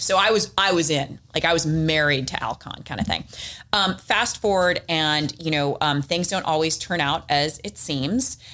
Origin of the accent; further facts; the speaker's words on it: San Diego, California, United States; I'm from San Diego, born and raised